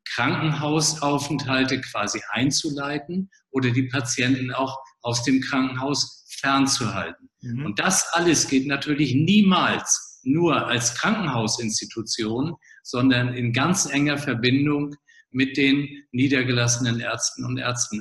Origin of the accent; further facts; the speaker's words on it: Flensburg, Schleswig-Holstein, Germany; moved away as an adult; also born or lived in Kiel / Marburg; geboren in Flensburg, also Grenzstadt zu Dänemark, äh, Mutter Dänen, Vater Hamburger, also schon norddeutsch äh, ausgerichtet